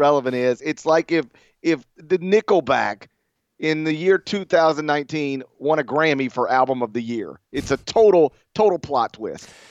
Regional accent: Mississippi, United States; I'm from Mississippi

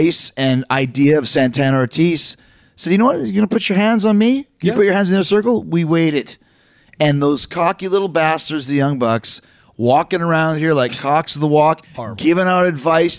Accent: Winnipeg, Manitoba, Canada; I'm from Canada

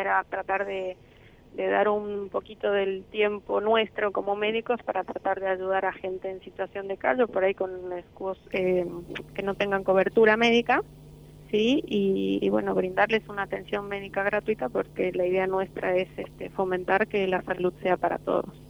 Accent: Bolivia; moved away as an adult; now in Argentina; yo soy de Bolivia, 10 años estoy ya en la Argentina

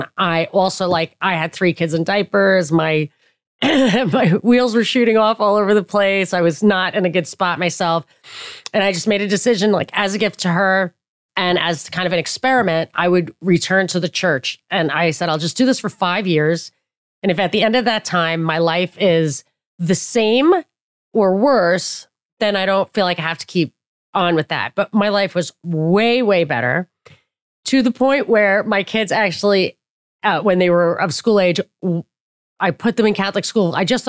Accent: Papua New Guinea; well, I didn't know, well, you know, I grew up in Papua New Guinea.

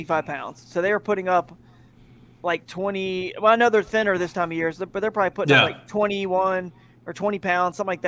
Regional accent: Atlanta, Georgia, United States; moved away as an adult; also born or lived in Fort Worth, Texas / Charlotte, North Carolina; I grew up in the Atlanta area, so I used to be a Falcons fan

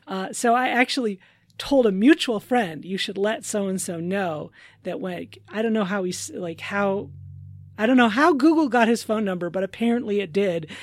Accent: Minnesota, United States; as a Minnesotan

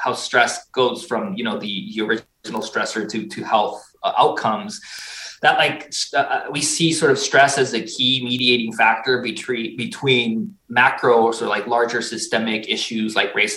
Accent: Tucson, Arizona, United States; also born or lived in Mexico; now in Massachusetts, United States; I was originally born in Mexico. I grew up in Southern Arizona, in Tucson, Arizona

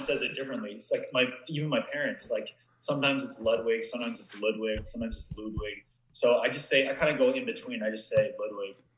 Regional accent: Vancouver, British Columbia, Canada; I grew up in Vancouver or just uh, just outside

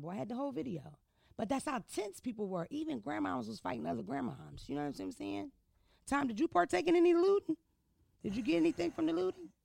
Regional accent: Philadelphia, Pennsylvania, United States; I'm from Philadelphia. I'm not from Baltimore. I'm not from New York City

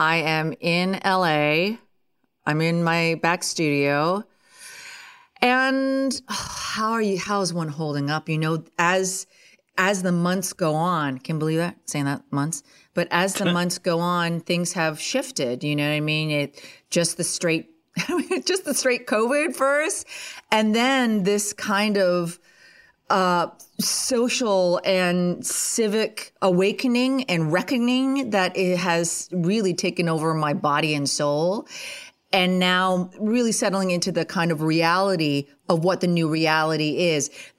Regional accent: Ontario, Canada; I was born and raised right near Ottawa, Canada. And that is the capital of Canada.

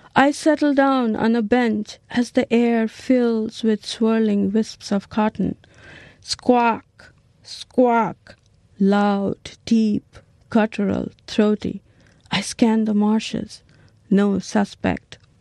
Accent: Niskayuna, New York, United States; I'm from Niskayuna, New York

